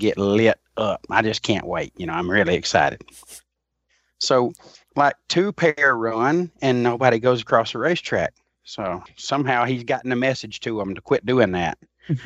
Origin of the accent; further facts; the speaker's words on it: Alabama, United States; a guy from a little town in Alabama